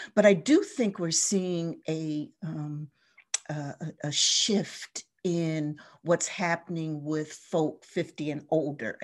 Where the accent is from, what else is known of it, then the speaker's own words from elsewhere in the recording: New Jersey, United States; moved away as an adult; also born or lived in Baltimore / Philadelphia; now in Detroit, United States; I grew up on the East Coast in a small coastal ch-, town in New Jersey, right on the shore.